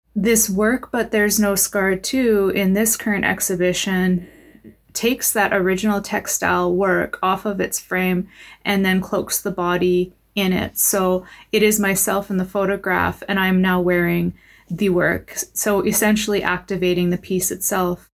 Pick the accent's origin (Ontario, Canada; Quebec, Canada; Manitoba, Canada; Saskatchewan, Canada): Saskatchewan, Canada; Patuanak; moved away; I'm originally from Pasternak, Saskatchewan, and I'm a member of the English River First Nation